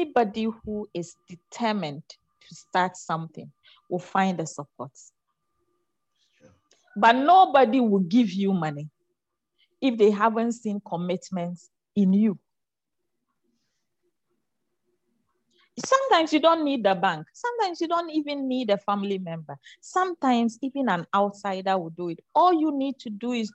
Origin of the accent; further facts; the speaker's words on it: Ghana; I come from the Zongo. I'm a Zongo girl.